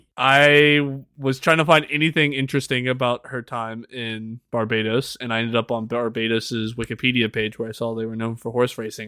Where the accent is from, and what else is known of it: United States